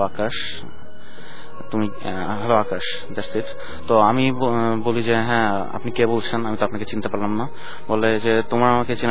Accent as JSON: {"language": "Bangla", "town": "Wari", "region": "Dhaka Division", "country": "Bangladesh", "said": "আমি ওয়ারি"}